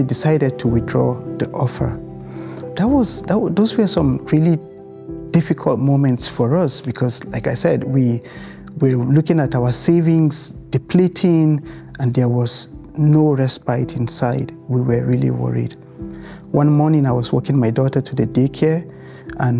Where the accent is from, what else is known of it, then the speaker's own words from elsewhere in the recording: Nigeria; moved away as an adult; also born or lived in United Kingdom; now in Canada; we moved from Nigeria, a place where we were born and raised, to the United Kingdom